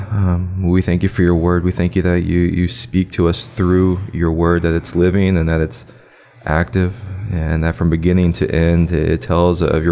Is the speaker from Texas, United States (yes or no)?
yes; Liberty Hill, Texas, United States; I'm from Liberty Hill